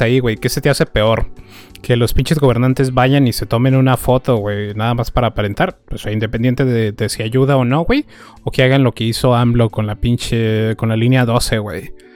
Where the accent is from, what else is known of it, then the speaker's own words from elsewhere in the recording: northern Mexico, Mexico; nosotros tres somos, este, somos norteños